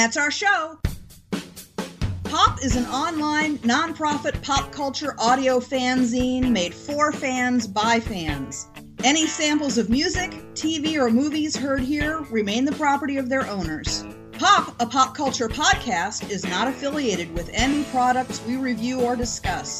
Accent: Melrose, Massachusetts, United States; also born or lived in Ipswich, Massachusetts; I was born in Melrose

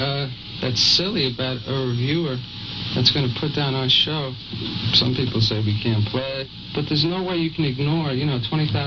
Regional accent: New York City, New York, United States; I grew up in the Bronx in a middle-class family

